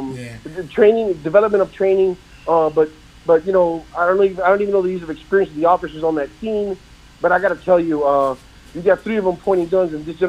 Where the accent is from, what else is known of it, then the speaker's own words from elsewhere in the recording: Florida, United States; I'm from Florida